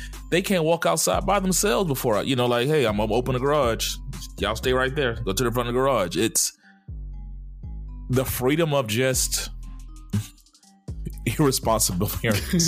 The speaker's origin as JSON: {"language": "English", "town": "Dallas", "region": "Texas", "country": "United States", "tie": "born or raised there", "said": "I grew up in Dallas"}